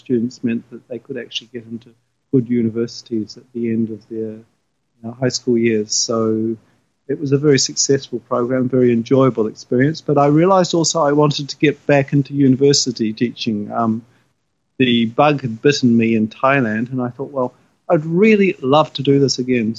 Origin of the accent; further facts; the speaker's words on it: New Zealand; moved away as an adult; now in Japan; I'm from New Zealand and a New Zealand trained teacher